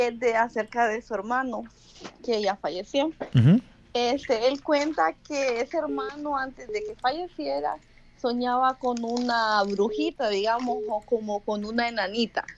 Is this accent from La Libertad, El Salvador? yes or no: yes; Antiguo Cuscatlán, La Libertad, El Salvador; Del Salvador